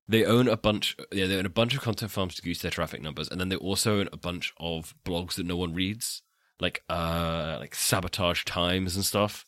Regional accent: England, United Kingdom; I'm English

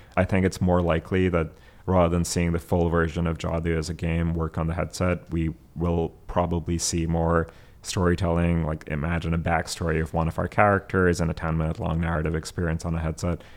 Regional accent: Abbottabad, Khyber Pakhtunkhwa, Pakistan; moved away; I grew up in Abbottabad

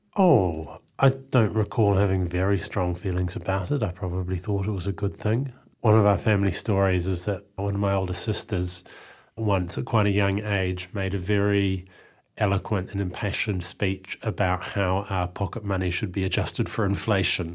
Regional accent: Eastbourne, Wellington, New Zealand; I grew up in Eastbourne

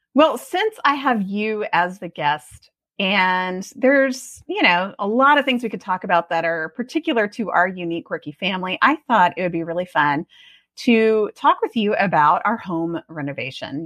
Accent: Austin, Texas, United States; also born or lived in Oregon; now in Georgetown, United States; I grew up in Austin

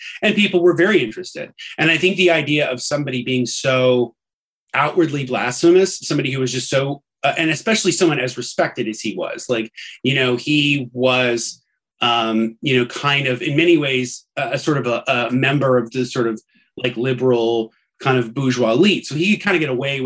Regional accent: Indianapolis, Indiana, United States; my hometown of Indianapolis

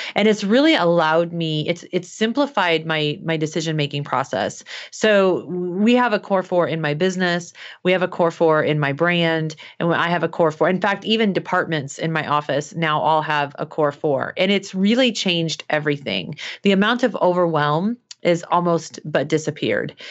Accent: Midwest, United States; I was growing up in the Midwest

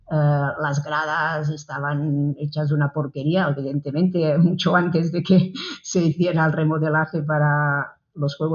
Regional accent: Manresa, Catalonia, Spain; Bueno, pues yo soy de Manresa, pues de una ciudad del centro de Cataluña, el corazón de Cataluña, el cor de Cataluña.

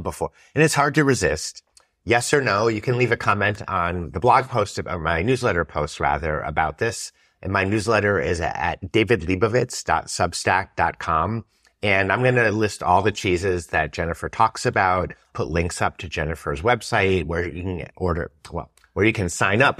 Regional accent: United States; as an American

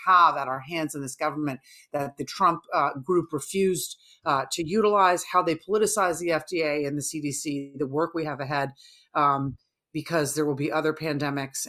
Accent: New York, United States; as a New Yorker myself

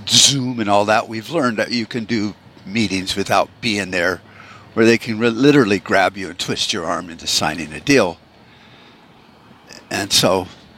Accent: United States; as an American

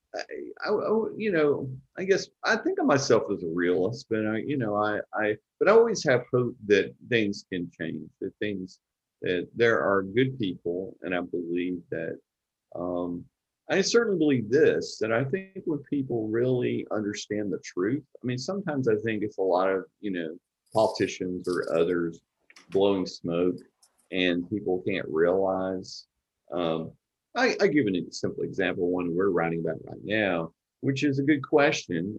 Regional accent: Texarkana, Texas, United States; I grew up in East Texas

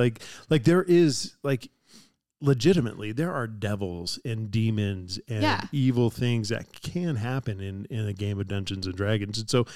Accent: San Diego, California, United States; I grew up in San Diego, California

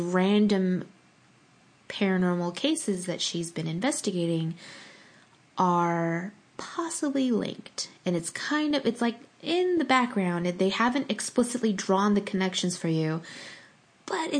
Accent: Pasadena, California, United States; my hometown of Pasadena

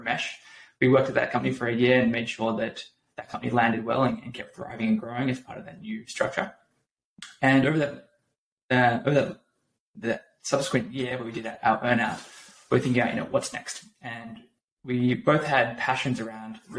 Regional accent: Australia; moved away as an adult; also born or lived in San Francisco; now in United States; So I'm Australian.

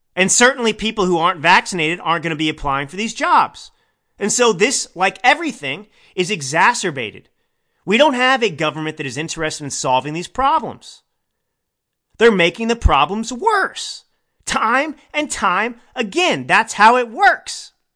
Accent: Texas, United States; I grew up in Texas

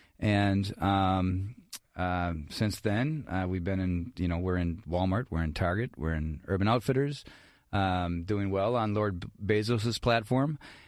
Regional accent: Ireland; I'm Irish, so I talk forever

